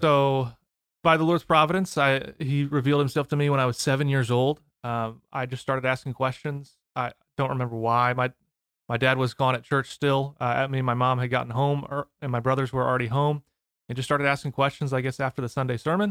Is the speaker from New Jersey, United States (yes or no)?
no; Edwardsville, Illinois, United States; moved away; also born or lived in St. Louis, Missouri; I grew up in the Saint Louis area